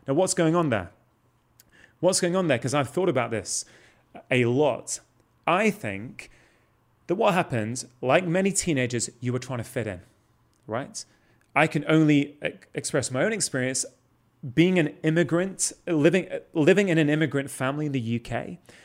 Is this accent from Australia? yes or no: no; Manchester, North West England, United Kingdom; I grew up in South Manchester